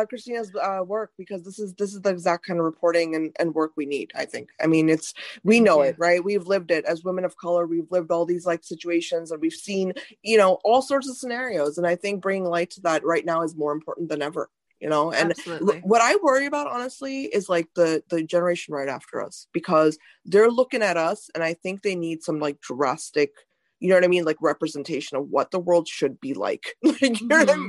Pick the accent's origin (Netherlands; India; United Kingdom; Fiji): India; now in United States; I was born in India